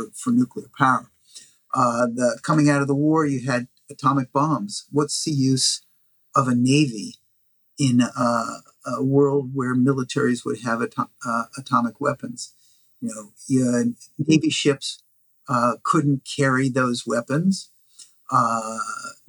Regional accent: Washington, District of Columbia, United States; I grew up in Washington, D.C.

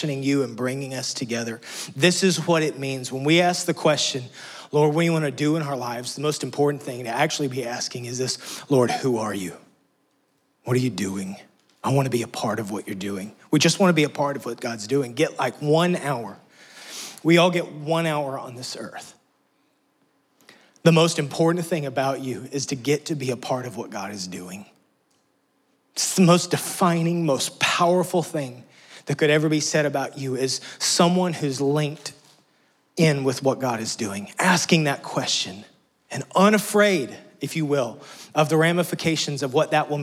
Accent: Texas, United States; moved away as an adult; now in Tennessee, United States; We're from Texas.

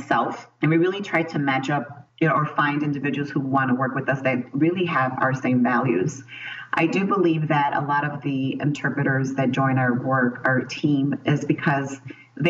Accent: Chicago, Illinois, United States; I was born and raised in Chicago

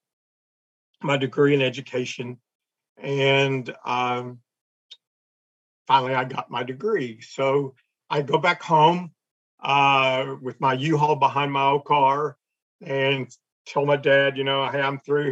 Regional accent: West Texas, United States; moved away as an adult; also born or lived in Houston / Galveston; this West Texas landlocked young man's going to go live by the water

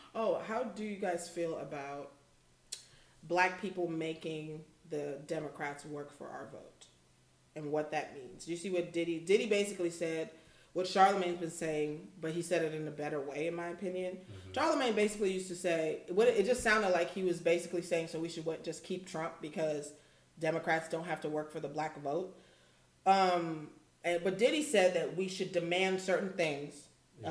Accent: Houston, Texas, United States; I'm from Houston. We're from Houston.

